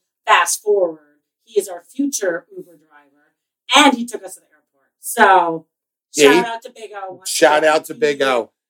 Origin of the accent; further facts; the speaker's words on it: Minnesota, United States; growing up in Minnesota